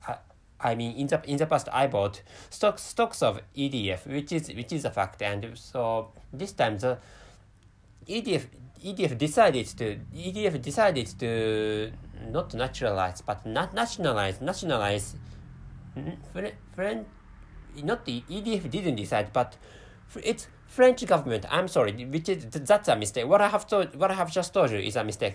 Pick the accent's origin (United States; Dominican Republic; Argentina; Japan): Japan; first language Japanese; English is a second language; my mother tongue is Japanese language, and I live in Japan